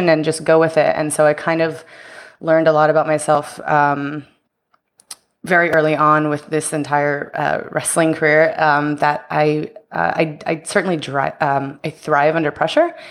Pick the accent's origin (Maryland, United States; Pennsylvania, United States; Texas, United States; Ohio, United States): Texas, United States; Houston; moved away as an adult; also born or lived in Tampa; I'm from Houston, Texas, and so I was living there at the time